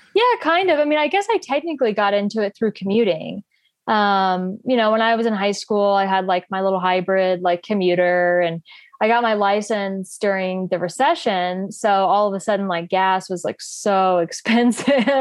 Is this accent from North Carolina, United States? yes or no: yes; North Carolina, United States; moved away as an adult; now in Boulder, United States; I live in Boulder, Colorado, um, but I'm from North Carolina originally. Um, yeah, I've been out here about five and a half years.